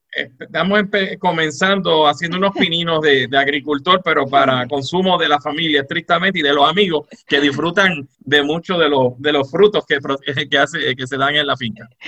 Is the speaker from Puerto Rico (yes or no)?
yes; Moca, Puerto Rico; also born or lived in Mayagüez, Puerto Rico; soy mocano de pura cepa, eh, nací en Mayagüez, pero soy mocano de pura cepa